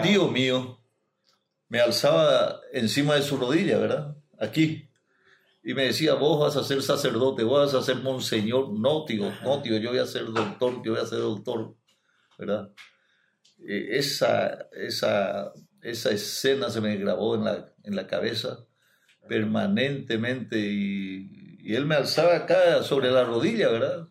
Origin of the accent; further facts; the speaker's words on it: Villarrica, Guairá, Paraguay; moved away as an adult; also born or lived in Corrientes / Asunción; now in Salto del Guairá, Paraguay; en Villarrica, del lugar de donde soy yo